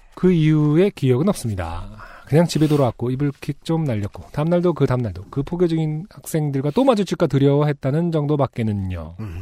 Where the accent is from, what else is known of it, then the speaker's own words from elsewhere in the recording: Seoul, South Korea; 저도 UMC랑 거의 비슷한 동네 살았잖아요